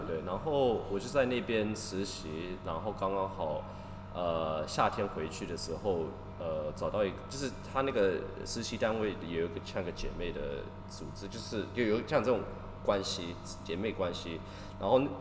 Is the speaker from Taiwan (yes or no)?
no; Toronto, Ontario, Canada; moved away as an adult; also born or lived in Shizuoka, Japan / Ishinomaki, Japan; now in Tokyo, Japan; 我在加拿大长大的时候，就是在多伦多，啊，就是一个大的都市嘛